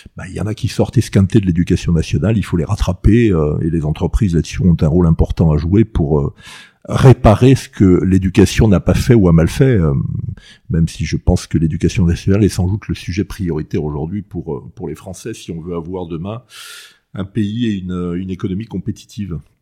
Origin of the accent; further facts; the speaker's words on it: Ajaccio, Corsica, France; moved away; also born or lived in Paris; j'ai plutôt un bon souvenir de mon enfance à, à Ajaccio